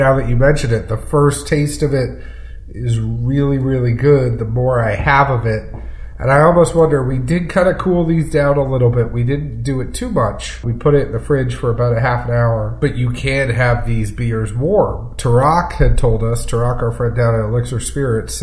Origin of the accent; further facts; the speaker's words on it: Boston, Massachusetts, United States; I'm a Bostonian